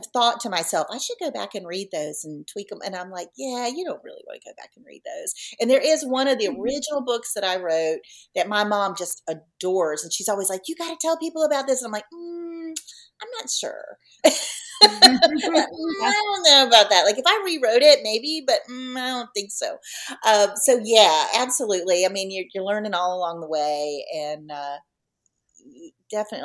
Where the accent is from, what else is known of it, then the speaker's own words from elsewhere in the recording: Virginia, United States; also born or lived in North Carolina; I'm born and raised in Virginia, lived in North Carolina as I was kind of healing from the loss of my husband. Now I'm back in Virginia